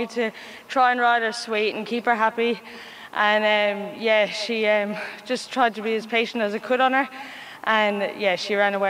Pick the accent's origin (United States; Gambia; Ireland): Ireland; moved away as an adult; now in Kembla Grange, Australia; Ireland. I'm Irish, yeah.